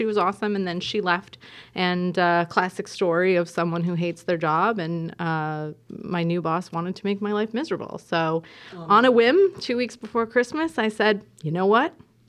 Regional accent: Jamaica; We moved a lot growing up, and I did grow up in Jamaica. So that's why I was introduced as the Jamaican in the house. I went to high school there all of the formative years.

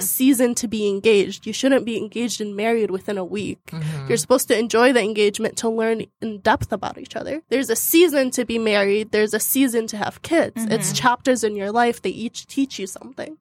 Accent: Baghdad, Baghdad Governorate, Iraq; I am from Baghdad, Iraq

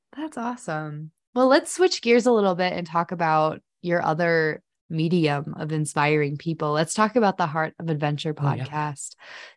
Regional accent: Chicago, Illinois, United States; I'm from the Chicago suburbs, so I didn't really grow up hiking or adventuring. I was outside, but I was in the suburbs

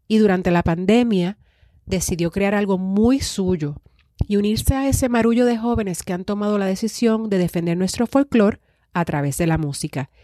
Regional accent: Puerto Rico; nos pertenecen como puertorriqueños

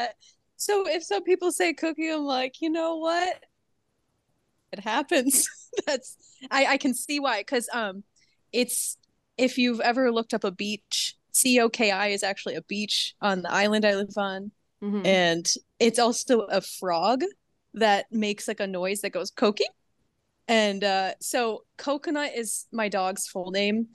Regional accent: Michigan, United States; accent: Midwestern; now in Caribbean; I'm originally from Michigan, so you'll hear a good Midwestern accent as I talk

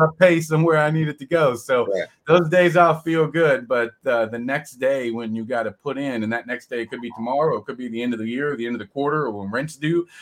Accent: California, United States; moved away; I grew up in California

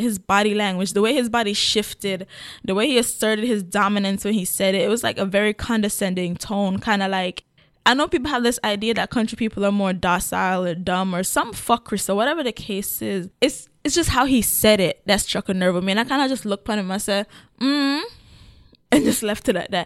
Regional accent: Kingston, Jamaica; moved away; also born or lived in Portland, Jamaica; But I grew up in Kingston

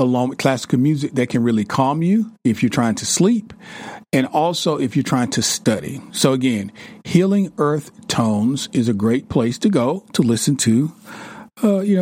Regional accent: the South, United States; I'm from the South

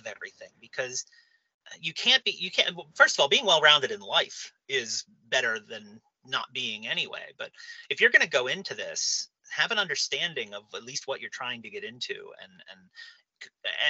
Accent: New Castle, Pennsylvania, United States; I'm from Newcastle, Pennsylvania

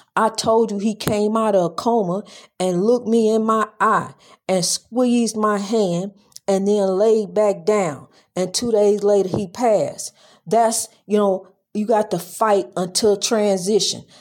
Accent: East St. Louis, Illinois, United States; my hometown, East Saint Louis.

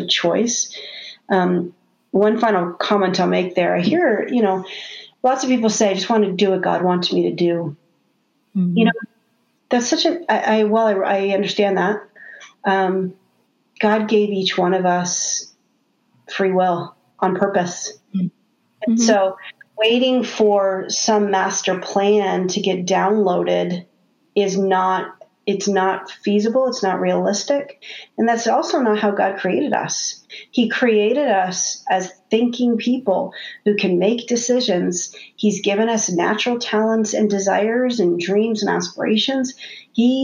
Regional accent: Canada; I'm Canadian

